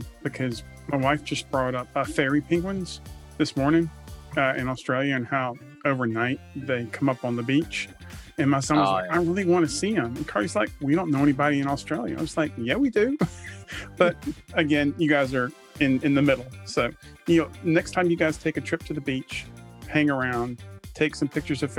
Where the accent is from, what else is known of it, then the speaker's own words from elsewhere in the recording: Southern United States, United States; accent: Southern; But people tell me they love my Southern accent